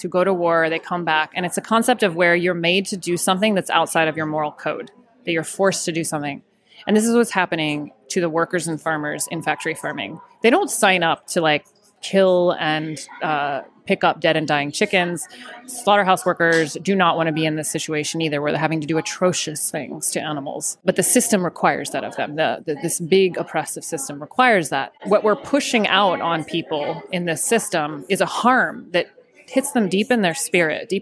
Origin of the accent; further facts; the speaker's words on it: Florida, United States; I grew up in Florida, and we had ducks in my backyard, actually